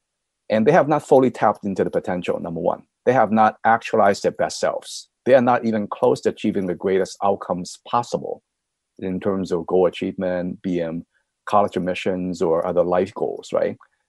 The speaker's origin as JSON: {"language": "English", "country": "United States", "said": "I'm thoroughly American, right?"}